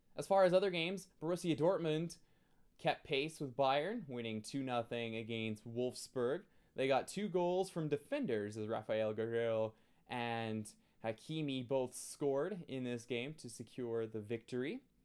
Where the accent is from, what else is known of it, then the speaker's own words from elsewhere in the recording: Canada; I'm Canadian